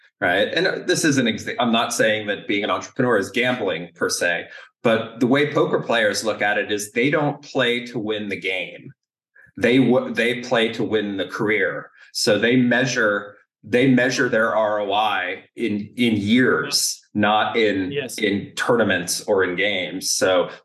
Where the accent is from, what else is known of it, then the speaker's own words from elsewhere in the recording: United States; moved away; also born or lived in Canada / Germany; an American that has built companies in Canada and Germany and the US